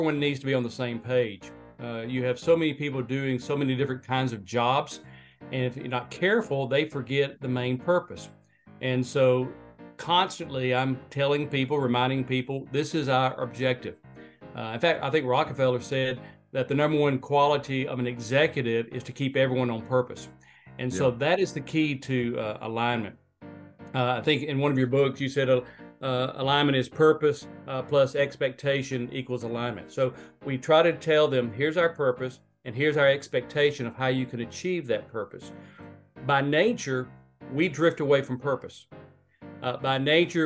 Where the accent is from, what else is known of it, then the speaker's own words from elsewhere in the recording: Northport, Alabama, United States; moved away as an adult; I grew up in Northport, Alabama, which is across the river from Tuscaloosa.